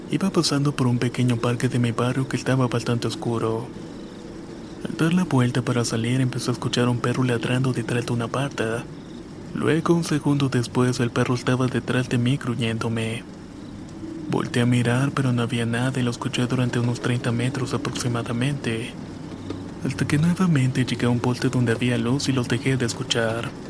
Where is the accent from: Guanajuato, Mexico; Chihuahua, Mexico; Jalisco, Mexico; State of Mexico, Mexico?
State of Mexico, Mexico; Soy del Estado de México, de un pueblito muy católico lleno de cerros, barrancas, milpas y todo.